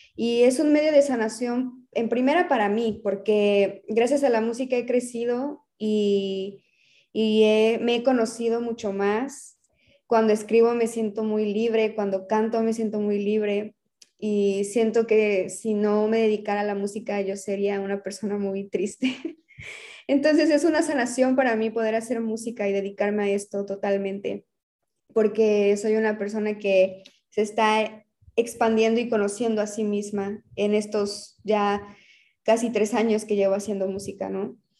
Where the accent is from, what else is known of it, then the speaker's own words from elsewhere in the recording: Mérida, Yucatán, Mexico; also born or lived in Cuernavaca; realmente he crecido en Mérida